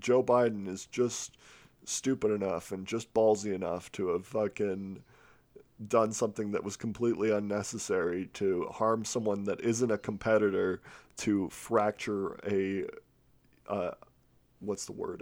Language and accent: English; United Kingdom; I'm, I'm British